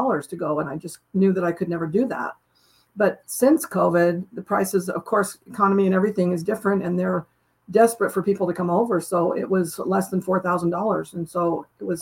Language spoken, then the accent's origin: English; the West, United States; I come from the West, which is fairly new compared to even traveling to the East.